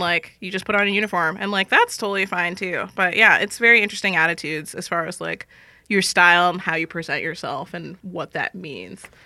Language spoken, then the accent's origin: English; Los Angeles, California, United States; now in San Francisco, United States; I'm originally from Los Angeles